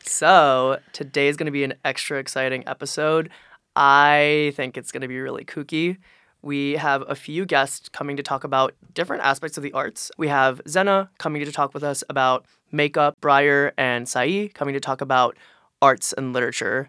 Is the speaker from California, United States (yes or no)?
no; Philadelphia, Pennsylvania, United States; I'm from Philly